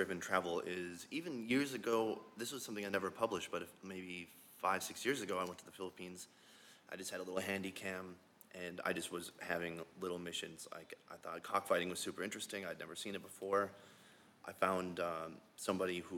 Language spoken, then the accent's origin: English; Minnesota, United States; moved away as an adult; now in South Korea; Yeah, so I'm from Minnesota originally, and when I was about 24, I moved to Korea.